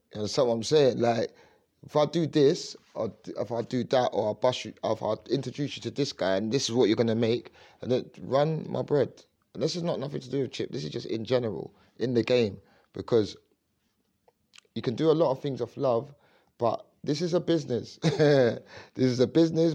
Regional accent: London, United Kingdom; I grew up in Leytonstone.

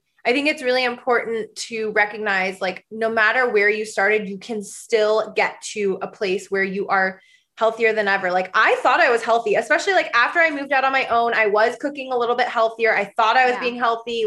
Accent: Michigan and Nebraska, Midwest, United States; I grew up in the Midwest. I grew up in Michigan and in Nebraska.

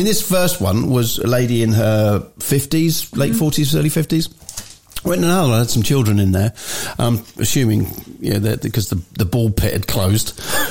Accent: England, United Kingdom; as you do, being English, you're sort of standing and you're not upset anyone

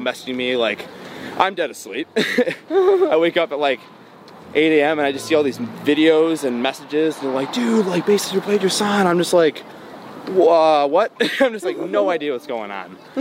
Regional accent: Bloomfield Hills, Michigan, United States; also born or lived in Dearborn, Michigan; I was born in Detroit. Uh, well, Dearborn, but I grew up in like the Metro Detroit area

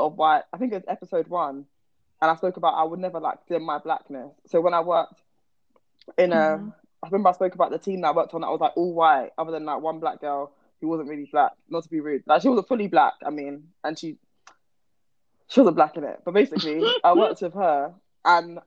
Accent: Croydon, London, United Kingdom; I'm from Croydon.

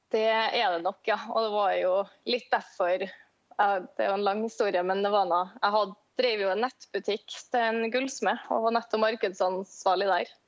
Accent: Trondheim, Trøndelag, Norway; jeg er fra Trondheim

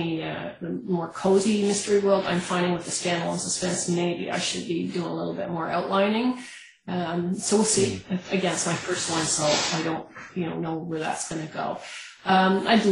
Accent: Canada; as a Canadian

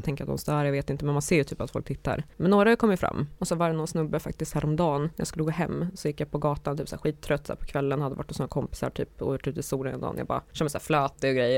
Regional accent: Karlskoga, Örebro County, Sweden; moved away; jag var på besök hemma i min hemstad

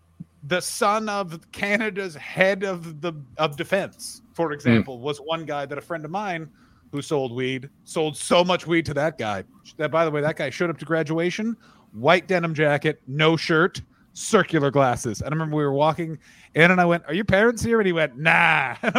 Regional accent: Glasgow, Scotland, United Kingdom; born or raised there

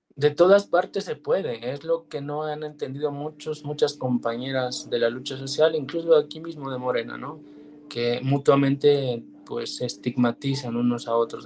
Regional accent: Mexico

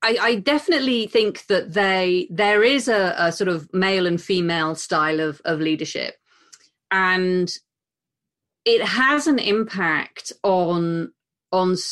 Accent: United Kingdom; as a woman and as a British woman

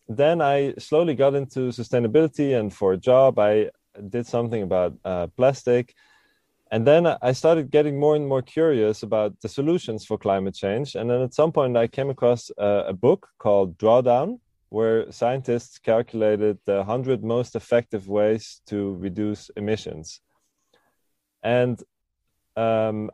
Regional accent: Switzerland; now in Amsterdam, Netherlands; Now I'm 29 years old and I live in Amsterdam. But I grew up in Switzerland

